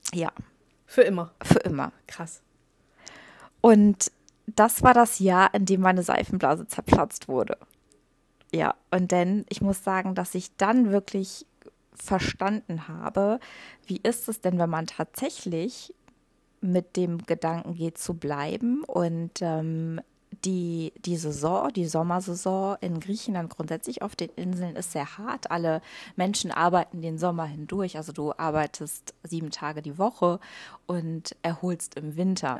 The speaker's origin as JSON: {"language": "German", "area": "Ruhr area", "region": "North Rhine-Westphalia", "country": "Germany", "tie": "born or raised there", "also_born_or_lived": "Poland / Rhodes, Greece / Dominican Republic", "moved": "as an adult", "lives_now": "Mallorca, Spain", "said": "Ich bin im Ruhrgebiet groß geworden, äh, gebürtig aus Polen, in Polen geboren. Als ich zwei war, sind meine Eltern nach Deutschland gegangen"}